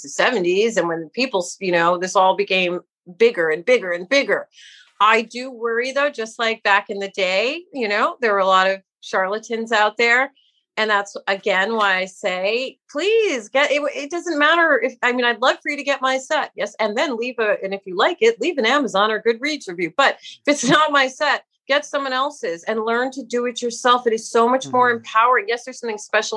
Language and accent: English; New York City, New York, United States; I grew up in New York City, right? As a kid, New York City in a public school